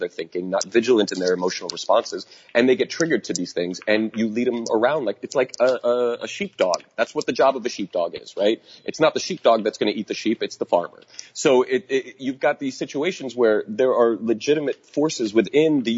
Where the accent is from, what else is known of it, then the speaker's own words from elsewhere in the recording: United States; we need to do as Americans